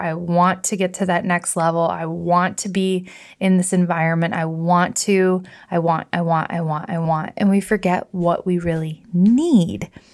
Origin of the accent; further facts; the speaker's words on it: Michigan, United States; I rented a house up on Lake Michigan the most mystical, magical, gorgeous, healing place that I've ever been in my home state.